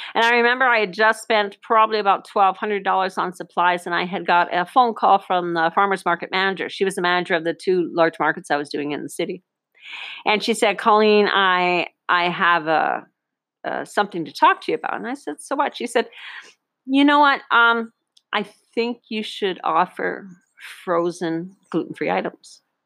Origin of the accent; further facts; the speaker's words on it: Northern Ontario, Canada; moved away; a little girl growing up in Northern Ontario 50 years ago